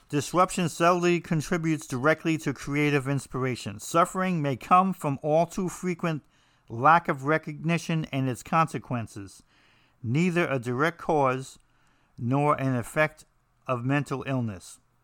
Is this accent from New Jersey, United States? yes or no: yes; New Jersey, United States; I'm from New Jersey